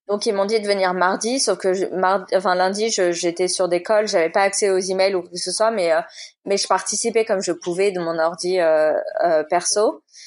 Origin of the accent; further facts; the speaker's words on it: Boulogne-Billancourt, Île-de-France, France; moved away as an adult; also born or lived in New York / San Diego / England; now in Boulogne-Billancourt, France; j'ai grandi toute ma vie à Boulogne